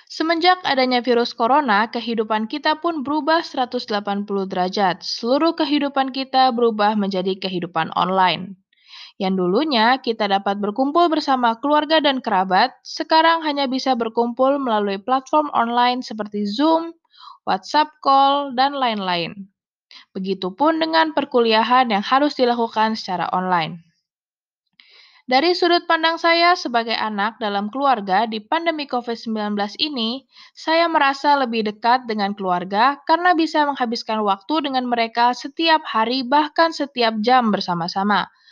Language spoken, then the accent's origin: Indonesian; Pekanbaru, Riau, Indonesia; born there; Saya lahir di Pekanbaru tanggal 14 Februari tahun 2000. Saya anak kedua dari tiga bersaudara.